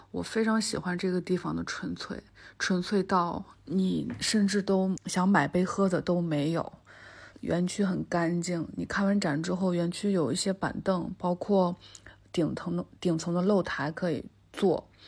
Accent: Anhui, China; moved away as an adult; now in Beijing, China; 今年算是我生活在北京的第十一年。嗯，我是安徽人，从小在安徽长大

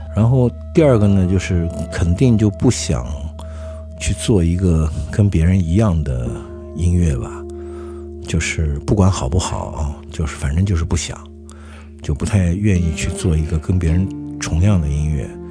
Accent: Xinjiang, China; also born or lived in Shanghai; 我小时候是在新疆，对，我是在新疆出生哦，然后在，在那个军区大院儿里面，因为那时候在新疆好多山东人，东北人

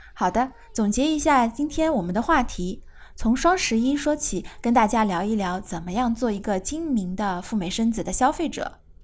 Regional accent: China; 我们中国人

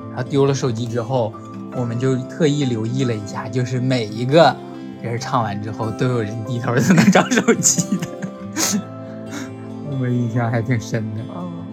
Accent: Hulunbuir, Inner Mongolia, China; now in southern China; 呼伦贝尔的

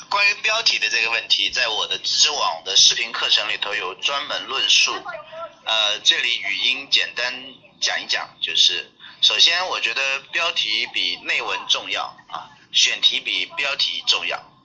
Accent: Ganzhou, Jiangxi, China; 我是江西赣州人啊

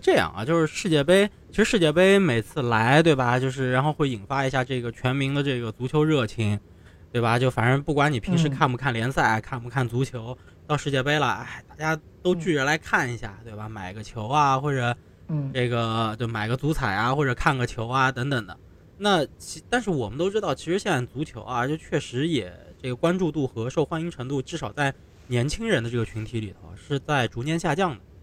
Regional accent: southern China, China; 你像我们在南方

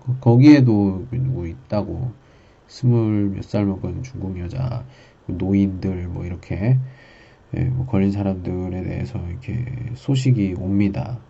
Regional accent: Daejeon, South Korea; moved away as an adult; now in Qingdao, China; 저 집은 대전입니다

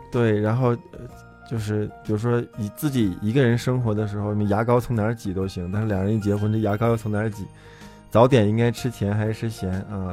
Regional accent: Yunnan, China; 我们云南人就是 泡杯咖啡那很悠闲的状态

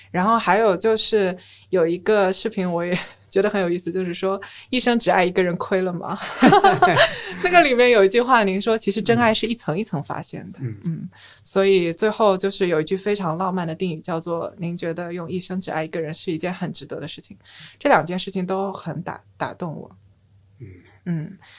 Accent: Shanghai, China; moved away as an adult; also born or lived in Beijing; 我从小是在上海长大的嘛

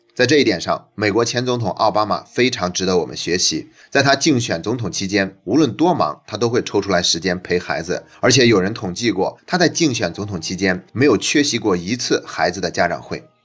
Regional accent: China; 我们中国人

